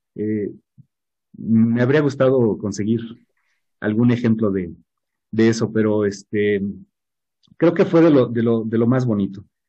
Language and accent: Spanish; Mexico; nosotros como mexicanos